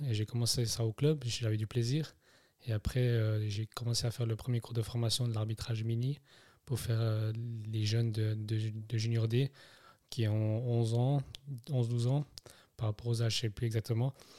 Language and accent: French; Neuchâtel, Switzerland; also born or lived in Germany; je suis né en Allemagne en 89. je suis parti après, à l'âge de 3 ans, je suis arrivé à Neuchâtel, mhm. où j'ai fait finalement toute ma jeunesse